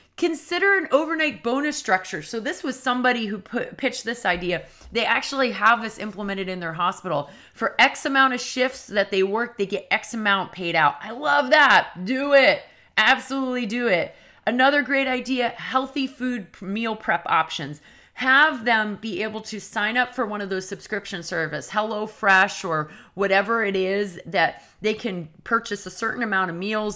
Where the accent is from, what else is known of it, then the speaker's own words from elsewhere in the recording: New England, United States; I'm from New England